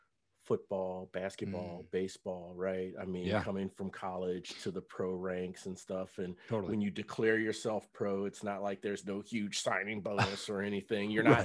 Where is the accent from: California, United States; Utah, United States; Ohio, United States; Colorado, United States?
Ohio, United States; Cincinnati; And so, I live in North Texas now, but for about 6 years. But back in, I'm from Cincinnati